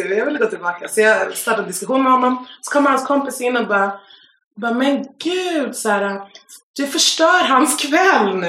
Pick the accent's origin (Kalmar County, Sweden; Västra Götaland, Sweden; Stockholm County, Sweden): Stockholm County, Sweden; Stockholm; Jag är en tjej från Stockholm